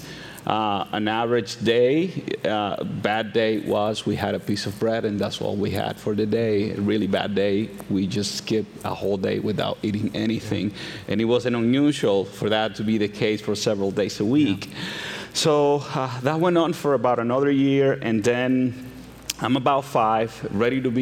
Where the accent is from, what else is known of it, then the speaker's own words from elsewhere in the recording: Santo Domingo, Dominican Republic; moved away; I am originally from the Dominican Republic, and I was born to a single teenage mother. And when I was about a toddler, 3, 4, my mother wanted to pursue better opportunities for us. And she thought that the big city, the capital, was where those opportunities were going to come from. So she took me and we migrated to Santo Domingo.